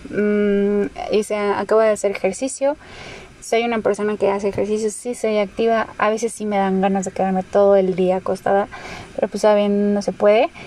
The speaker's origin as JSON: {"language": "Spanish", "country": "Mexico", "said": "Pero somos mexicanos, nuestra dieta es bastante mala como tal."}